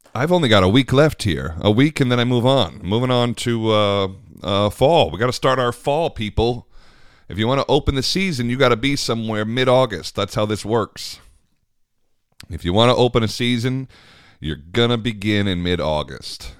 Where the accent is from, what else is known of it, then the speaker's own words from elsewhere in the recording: United States; I'm very American